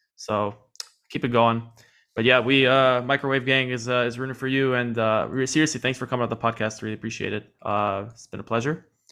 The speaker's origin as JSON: {"language": "English", "town": "New York City", "region": "New York", "country": "United States", "said": "I am from New York City"}